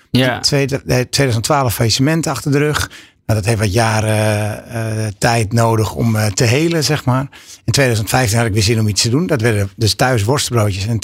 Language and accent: Dutch; Amsterdam, North Holland, Netherlands; moved away; Ik woonde inmiddels al langer onder de rivieren dan daarboven. Ik kom uit Amsterdam. Ehm, niet echt een plek waar worstbroodjes bekend zijn.